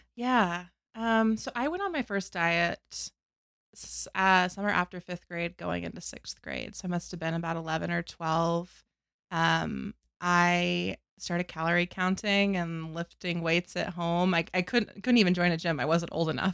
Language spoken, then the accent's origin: English; North Carolina, United States; I grew up in North Carolina